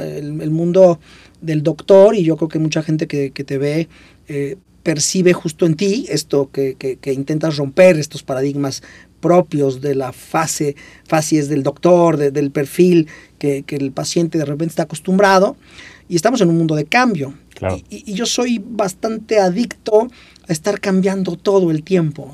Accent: Puebla, Mexico; yo soy de Puebla

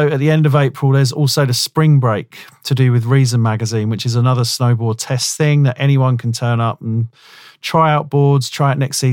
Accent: London, United Kingdom; when I was growing up in Southeast London

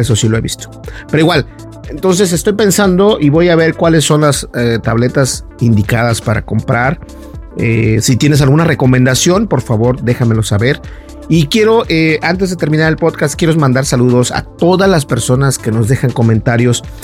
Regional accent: Mexico; los mexicanos sabemos lo que es una cajeta

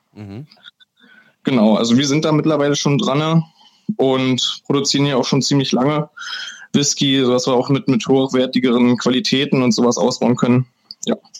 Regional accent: Germany; als Deutscher

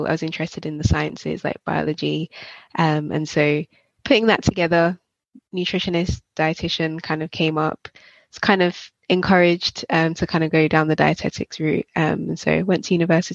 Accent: Jamaica; moved away; I grew up in Jamaica and we'd have cooked lunches at school

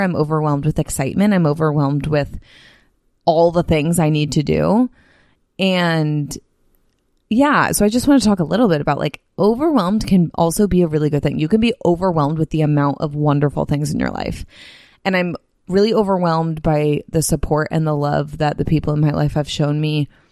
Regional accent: Bay Area, California, United States; moved away as an adult; also born or lived in Salt Lake City; now in San Diego, United States; the Bay Area, which is my, my hometown

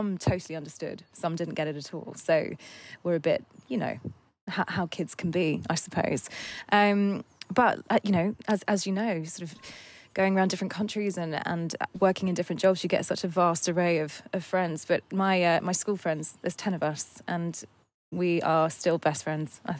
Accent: Surrey, South East England, United Kingdom; I grew up in in Surrey, which is where we live now. It's about an hour away from London.

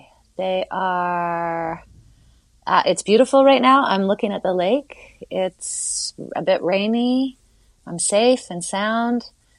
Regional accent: Toronto, Ontario, Canada; moved away as an adult; now in Port Stanley, Canada; I was born in Toronto and I love Toronto. I'm going into my fifth year not being in Toronto.

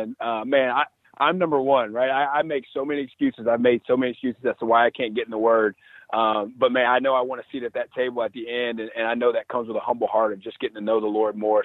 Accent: Alabama, United States; moved away; I'm from Alabama

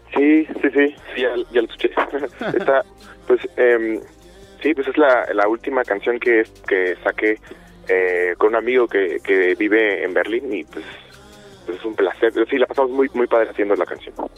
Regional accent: Chilpancingo, Guerrero, Mexico; moved away as an adult; Yo soy de Chilpancingo, nací en Chilpancingo, Guerrero, y ahí me crié y me vine a vivir aquí a, a los 18

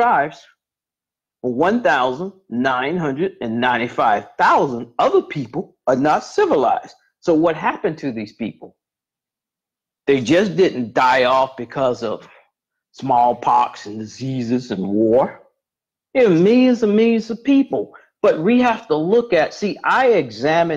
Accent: Edgefield, South Carolina, United States; I'm from the Edgefield area as well

